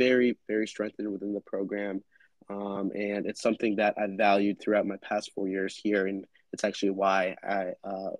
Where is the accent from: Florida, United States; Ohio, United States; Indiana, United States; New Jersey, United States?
Ohio, United States; Cincinnati; I'm originally from Cincinnati